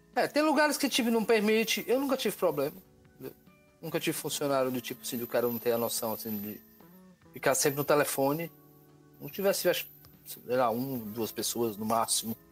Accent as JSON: {"language": "Portuguese", "town": "Natal", "region": "Rio Grande do Norte", "country": "Brazil", "said": "sou de Natal, Rio Grande do Norte"}